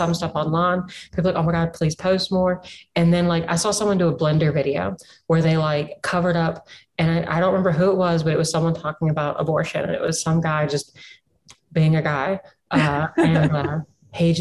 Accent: Southwestern Virginia, United States; accent: Appalachian; moved away as an adult; I grew up on Virginia's Heritage Music Trail, which is the Crooked Road

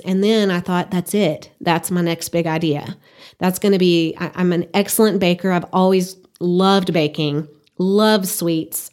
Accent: Burkburnett, Texas, United States; moved away as an adult; now in Amarillo, United States; I grew up in Burke Brunette, Texas, and just decided that was where I wanted to go to college

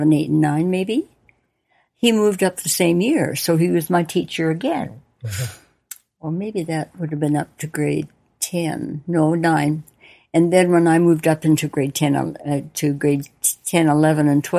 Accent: Aberdeen, Saskatchewan, Canada; now in Kindersley, Canada; Life growing up in Aberdeen was wonderful.

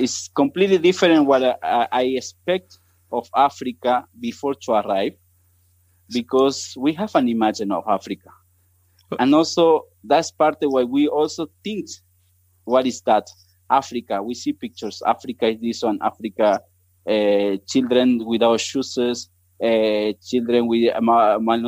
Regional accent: Córdoba, Argentina; English is a second language; moved away as an adult; now in Botswana; I'm an Argentinian. I born in Cordoba. It's in the middle of the country

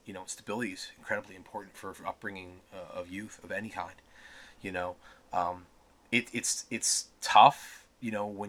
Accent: Pittsburgh, Pennsylvania, United States; I was very young. I grew up in Mount Washington, then we moved to the South Hills.

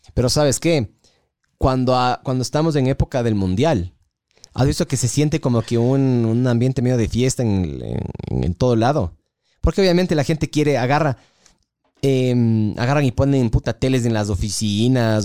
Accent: Ecuador; soy ecuatoriano

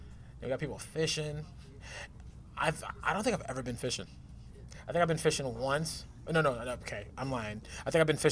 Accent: Albuquerque, New Mexico, United States; Because I come from Albuquerque, New Mexico. It's a small town, but a big city, but there's just not much there to do.

